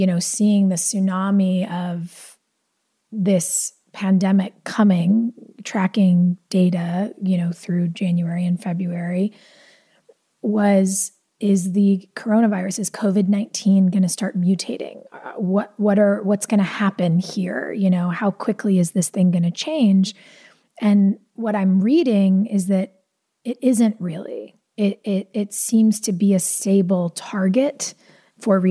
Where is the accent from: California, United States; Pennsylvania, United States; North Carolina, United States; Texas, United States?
California, United States; I grew up in California